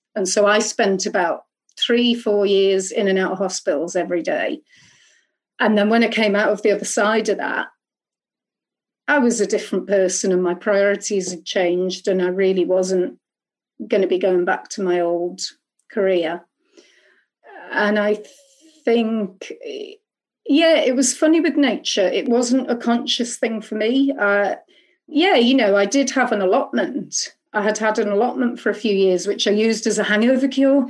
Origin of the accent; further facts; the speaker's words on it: Liverpool, North West England, United Kingdom; I'm from Liverpool, and I'm from Growing Sudley Community and Trust Company